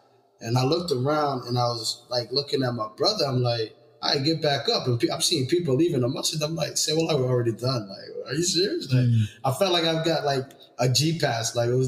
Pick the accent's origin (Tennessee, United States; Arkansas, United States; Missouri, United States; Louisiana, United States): Tennessee, United States; Nashville; now in Minneapolis, United States; I'm from Tennessee, right? I remember when I came from Nashville